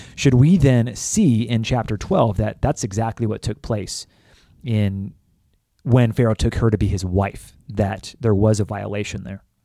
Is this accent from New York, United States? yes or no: no; California, United States; moved away; I was raised in California